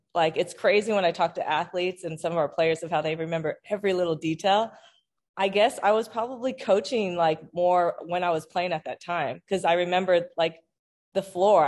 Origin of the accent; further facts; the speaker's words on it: United States; also born or lived in Japan; I'm Japanese American